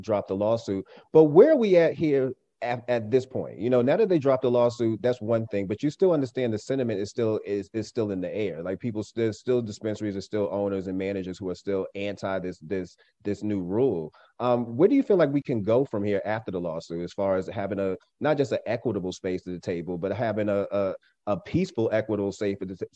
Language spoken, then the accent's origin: English; Boston, Massachusetts, United States; moved away; I am a native Bostonian. I'm born and raised in Boston